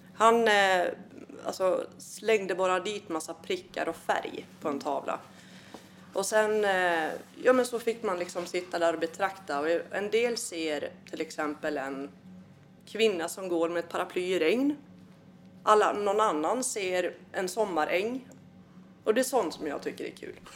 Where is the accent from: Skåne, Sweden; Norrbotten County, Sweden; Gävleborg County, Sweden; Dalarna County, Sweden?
Dalarna County, Sweden; Malung; also born or lived in Uppsala / Svärdsjö; now in Falun, Sweden; uppvuxen i Malung